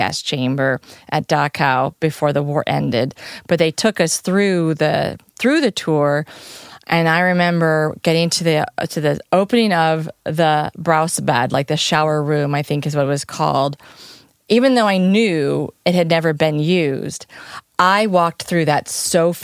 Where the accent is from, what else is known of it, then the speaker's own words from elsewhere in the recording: United States; as an American girl traveling Europe